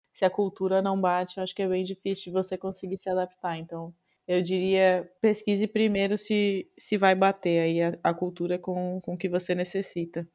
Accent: Brazil; moved away as an adult; now in Netherlands; sou brasileiro

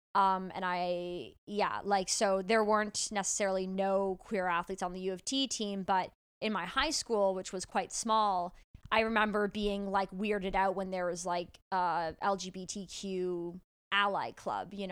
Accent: Toronto, Ontario, Canada; I grew up in Toronto, a pretty liberal city.

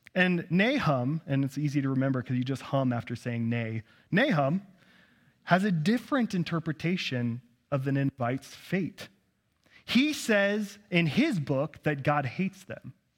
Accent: Nampa, Idaho, United States; also born or lived in Kansas City; born and raised in Nampa, Idaho

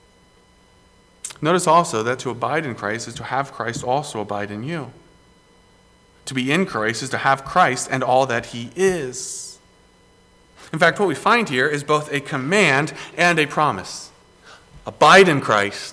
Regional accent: Greenville, South Carolina, United States; Growing up in South Carolina, in Greenville, people just assume that South Carolina is all beach

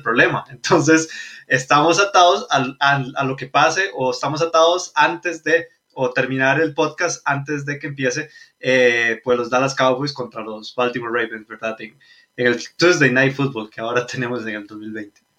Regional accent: Costa Rica; Somos de Costa Rica.

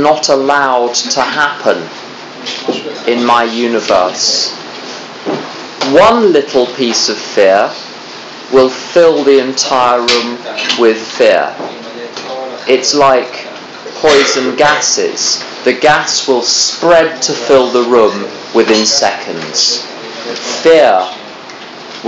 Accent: England, United Kingdom; I'm from England

